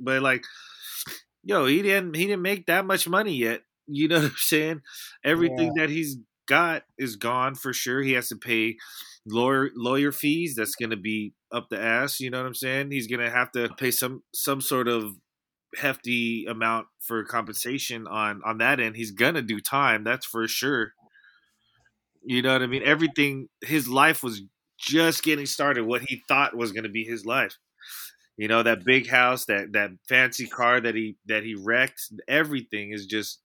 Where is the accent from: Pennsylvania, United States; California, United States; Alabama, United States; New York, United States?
California, United States; East Bay; I grew up in the East Bay.